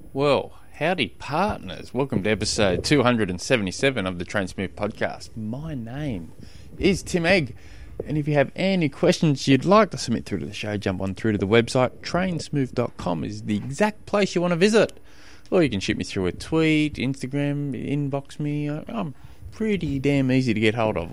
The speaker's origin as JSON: {"language": "English", "region": "Tasmania", "country": "Australia", "said": "I'm from Tasmania and our roads here"}